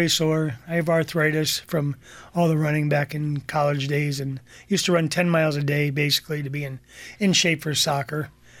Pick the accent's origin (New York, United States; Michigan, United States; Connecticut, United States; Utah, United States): Connecticut, United States; Columbia; Yes. For all my life, I've been on Columbia Lake. From one side of the lake, now I moved to the other side of the lake.